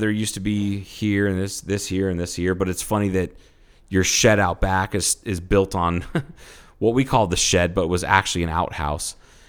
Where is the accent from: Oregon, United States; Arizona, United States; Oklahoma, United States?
Arizona, United States; And I'm like, I'm from Arizona.